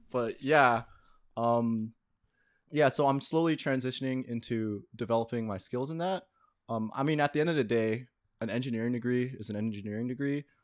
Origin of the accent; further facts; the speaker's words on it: Toronto, Ontario, Canada; I grew up in Toronto